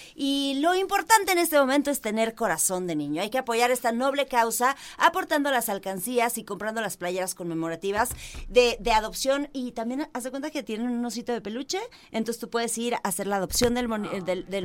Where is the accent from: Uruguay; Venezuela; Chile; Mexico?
Mexico; Porque somos mexicanos.